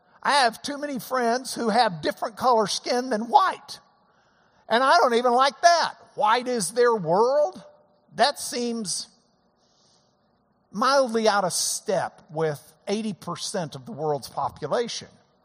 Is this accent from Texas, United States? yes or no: yes; Lubbock, Texas, United States; I'm from Lubbock, Texas.